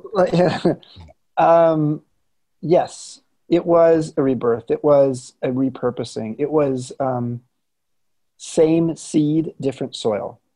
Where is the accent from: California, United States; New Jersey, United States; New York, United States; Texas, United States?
California, United States; Southern; moved away as an adult; also born or lived in San Francisco Bay Area; I grew up in Southern California